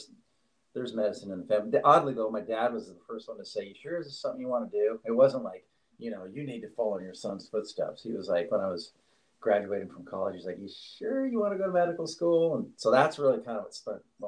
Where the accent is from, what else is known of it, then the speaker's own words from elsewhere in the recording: Oregon, United States; moved away; also born or lived in Staten Island, New York / Los Angeles / New York City; growing up in Oregon